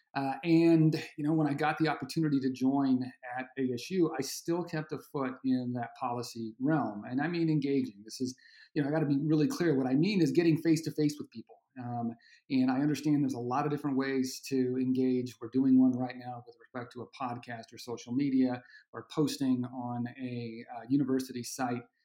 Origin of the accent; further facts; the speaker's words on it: Arizona, United States; I'm from Arizona, born and raised